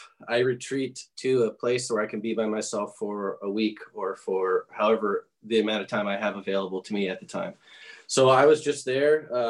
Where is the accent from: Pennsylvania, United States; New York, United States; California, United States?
California, United States; Southern; moved away as an adult; now in Nashville, United States; I've lived here for 8 years. I'm from Southern California.